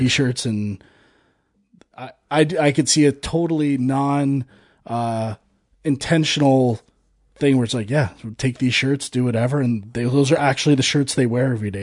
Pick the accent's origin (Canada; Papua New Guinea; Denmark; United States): Canada; I am a Canadian